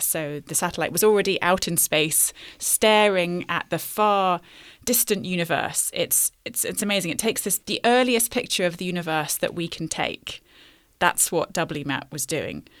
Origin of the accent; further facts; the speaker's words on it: London, United Kingdom; I grew up in London